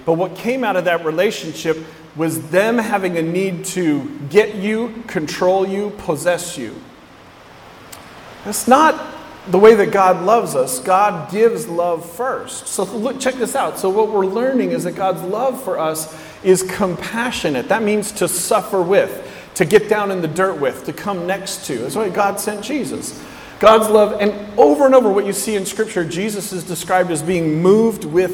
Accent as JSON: {"language": "English", "region": "West Coast", "country": "United States", "tie": "born or raised there", "said": "I grew up on the West Coast."}